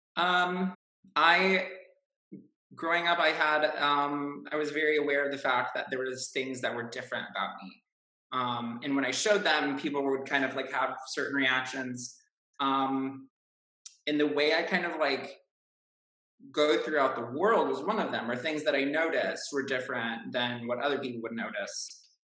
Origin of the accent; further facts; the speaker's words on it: Chicago, Illinois, United States; I am from Chicago